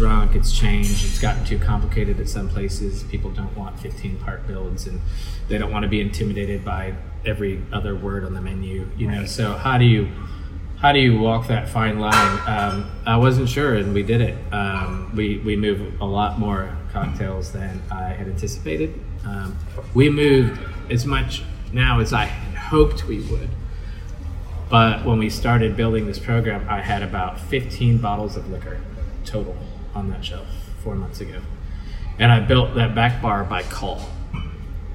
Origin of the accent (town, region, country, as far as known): Louisville, Kentucky, United States; born or raised there